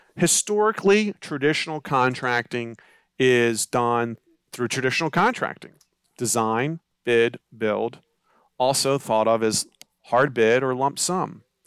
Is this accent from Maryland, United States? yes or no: yes; Baltimore County, Maryland, United States; I'm from the Baltimore County area